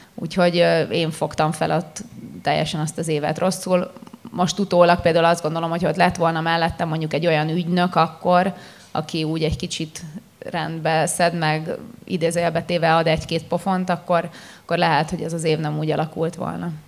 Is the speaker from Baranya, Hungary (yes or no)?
yes; Pécs, Baranya, Hungary; én tényleg úgy nőttem fel, hogy kiskoromtól kezdve Pécsen